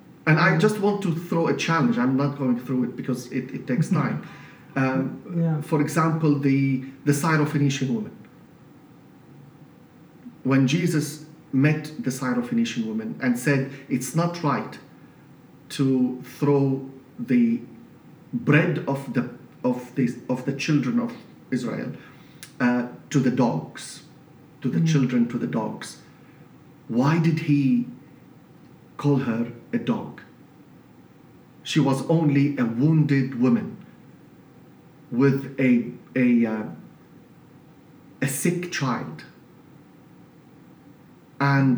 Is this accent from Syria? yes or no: yes; Latakia, Latakia Governorate, Syria; English is a second language; moved away as an adult; also born or lived in Beirut, Lebanon / Germany; now in London, United Kingdom; I was appointed a pastor in Latakia, my hometown